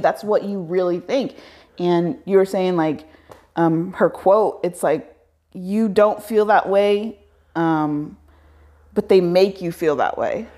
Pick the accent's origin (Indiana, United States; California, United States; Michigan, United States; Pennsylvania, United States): Indiana, United States; I grew up in Indi, I was like, I was born in Indiana